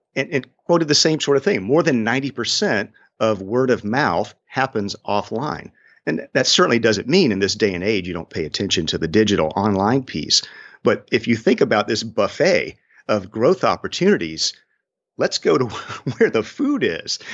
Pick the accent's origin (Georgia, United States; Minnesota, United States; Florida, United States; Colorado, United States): Georgia, United States; Swainsboro; it's hard to find Swainsboro, Georgia on a map, but I am proud of my hometown